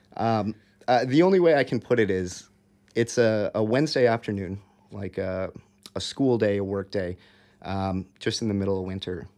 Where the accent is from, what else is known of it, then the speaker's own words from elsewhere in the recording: Eagan, Minnesota, United States; moved away as an adult; now in Hong Kong; growing up in Minnesota